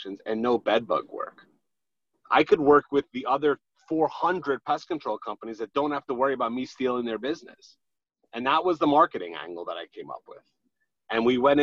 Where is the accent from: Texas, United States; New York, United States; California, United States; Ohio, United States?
New York, United States; New York City; now in Long Island, United States; I'm from Queens, Fresh Meadows, Queens, not Long Island. I happen to reside in Long Island right now under protest, but I do reside from Queens originally.